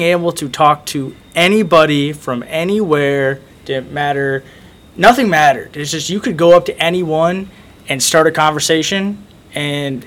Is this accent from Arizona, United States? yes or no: yes; Phoenix, Arizona, United States; moved away as an adult; now in Missouri, United States; my high school in Arizona, where I grew up in Phoenix, Arizona, Chaparral High School.